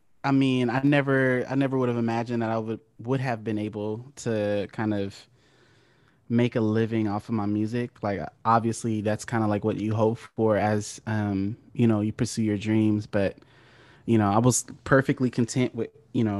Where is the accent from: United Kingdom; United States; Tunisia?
United States; Oceanside, California; I'm from San Diego, California. So I grew up it's not a small city, but it's like it's part of San Diego County called Oceanside, California